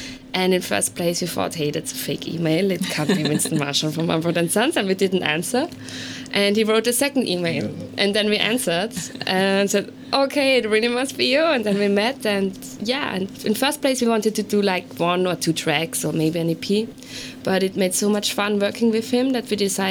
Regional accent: Vienna, Austria; we are from Vienna. We found each other in Vienna

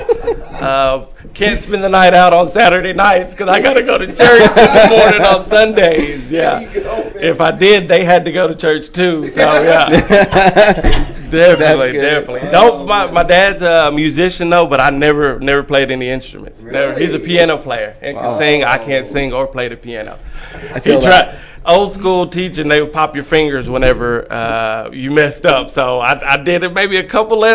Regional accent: Dallas, Texas, United States; also born or lived in Mississippi; growing up in Dallas

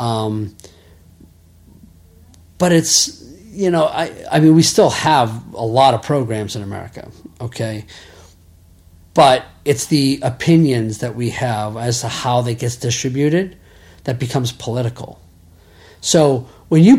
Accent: Salem, Massachusetts, United States; moved away as an adult; also born or lived in Manchester, New Hampshire; now in Adelaide, Australia; I grew up north of Boston. I grew up in Salem

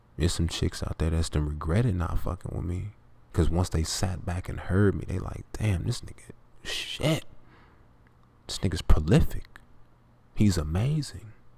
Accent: the South, United States; I'm from the South

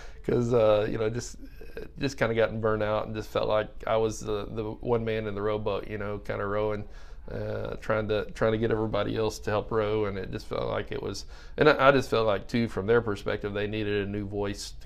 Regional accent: Central Arkansas, United States; moved away as an adult; also born or lived in Texas; I grew up in Arkansas, Central Arkansas

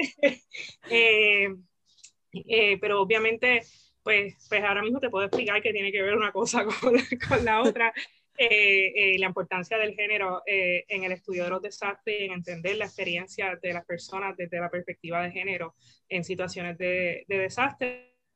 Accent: Isabela, Puerto Rico; yo soy puertorriqueña, eh, nací nací, crecí eh, en Puerto Rico, en el área oeste, en Isabela.

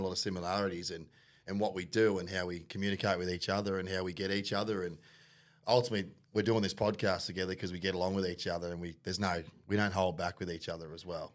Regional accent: Penrith, New South Wales, Australia; moved away; also born or lived in Mount Druitt; I'm from New South Wales originally, born in Penrith

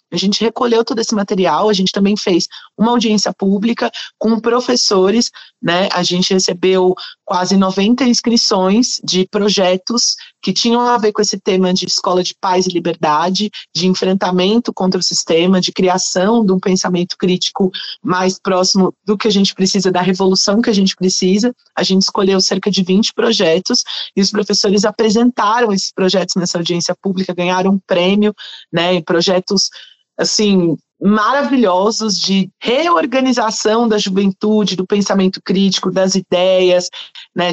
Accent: São Paulo, Brazil; eu sou da Brasilândia

